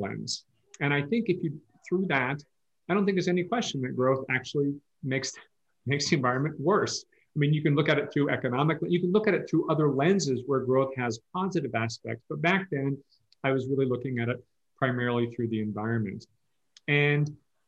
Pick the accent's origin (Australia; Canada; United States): United States; Palo Alto, California; moved away as an adult; also born or lived in East Coast; now in Bend, United States; I grew up, people who don't know, I grew up down in Palo Alto